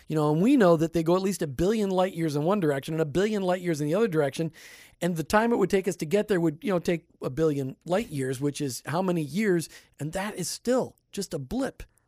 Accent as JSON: {"language": "English", "region": "Midwest", "country": "United States", "tie": "born or raised there", "moved": "yes", "lives_now": "Tampa Bay, United States", "said": "you and I grew up in the Midwest"}